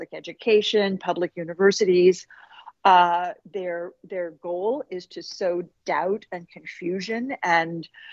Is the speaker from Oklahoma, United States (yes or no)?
yes; Oklahoma, United States; my home state of Oklahoma